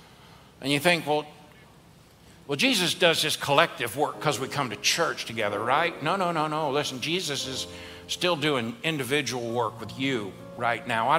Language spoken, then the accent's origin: English; the South, United States; we're from the South.